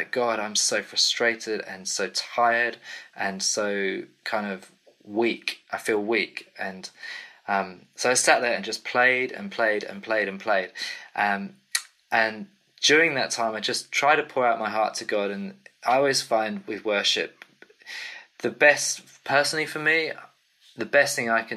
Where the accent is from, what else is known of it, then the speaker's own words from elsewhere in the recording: England, United Kingdom; accent: English; also born or lived in Cambridge; I'm from the UK. My English accent kind of gives me away